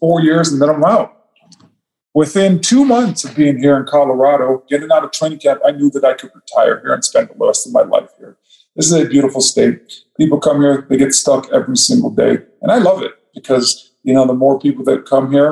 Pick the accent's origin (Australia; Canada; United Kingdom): Canada; Toronto, Ontario; growing up in Section 8 in Toronto, Canada.